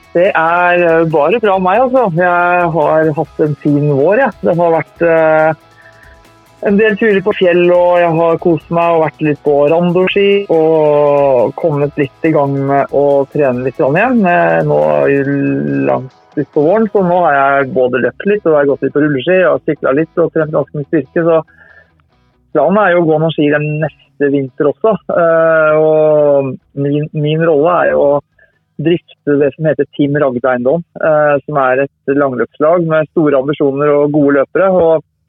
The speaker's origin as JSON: {"language": "Norwegian", "town": "Tønsberg", "region": "Vestfold", "country": "Norway", "tie": "born or raised there", "said": "jeg har flytta tilbake til Tønsberg nå, men jeg har vokst opp i Tønsberg"}